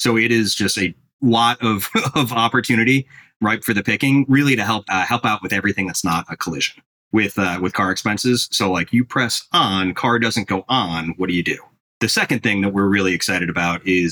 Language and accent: English; Sleepy Hollow, Illinois, United States; also born or lived in Chicago; Sleepy Hollow, where I grew up, is how unremarkable it is